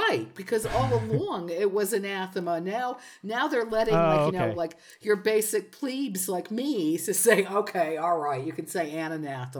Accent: New Jersey, United States; now in Granada, Spain; Hello, I'm originally from New Jersey

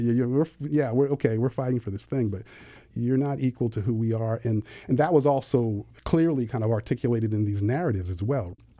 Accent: California, United States; I was raised actually in California

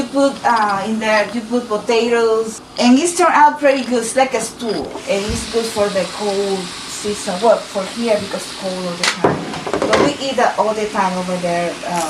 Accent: Dominican Republic; now in Bethel, United States; I'm from Dominican Republic. This is in the Caribbean. It's an island. It's close to Haiti.

